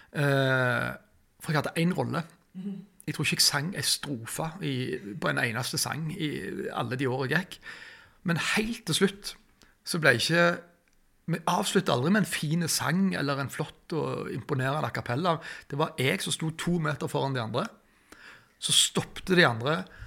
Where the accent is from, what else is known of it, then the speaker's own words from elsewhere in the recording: Norway; Vi er jo fra Tjenestvoll